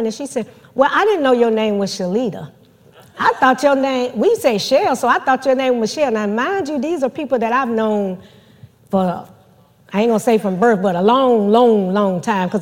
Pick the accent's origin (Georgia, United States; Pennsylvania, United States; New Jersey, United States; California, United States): Georgia, United States; moved away; Georgia is my hometown. That's where all my family still is